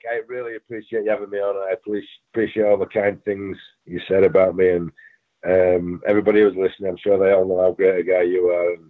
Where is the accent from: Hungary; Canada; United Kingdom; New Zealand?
United Kingdom; England; moved away; I mean, you you I came from England, not knowing anyone, and we ended up being really good friends.